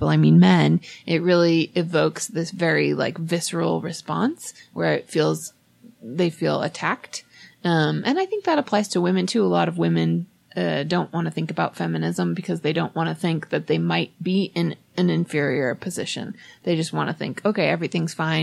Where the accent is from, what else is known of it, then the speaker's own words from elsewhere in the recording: Oregon, United States; moved away; I'm from Oregon, and I didn't grow up with a lot of Mormons.